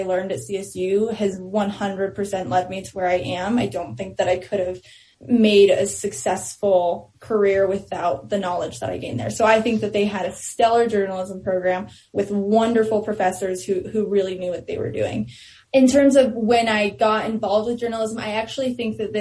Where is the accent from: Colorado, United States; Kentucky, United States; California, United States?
Colorado, United States; Denver; also born or lived in Westminster / Thornton / Henderson / Brighton; now in Louisville, United States; born and raised in Denver